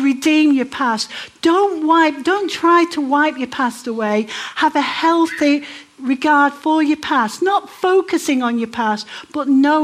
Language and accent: English; Manchester, North West England, United Kingdom; moved away as an adult; also born or lived in Democratic Republic of the Congo; But I grew up in Manchester.